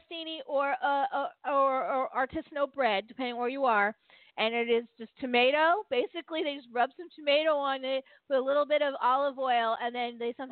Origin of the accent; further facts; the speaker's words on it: United States; we're Americans